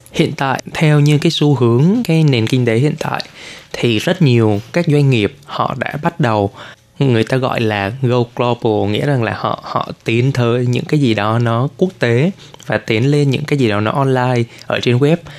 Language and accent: Vietnamese; Vietnam; now in Taiwan; mình là người Việt